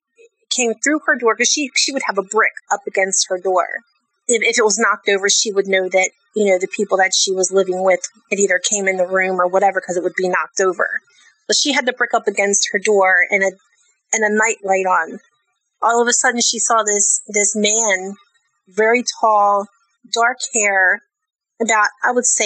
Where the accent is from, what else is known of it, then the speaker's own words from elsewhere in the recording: Maryland, United States; I grew up in Maryland